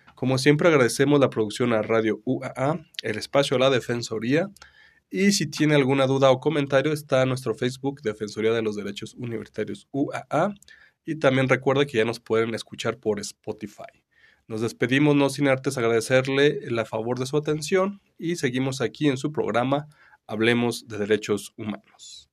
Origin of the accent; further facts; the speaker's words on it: Mexico; nosotros, este, como mexicanos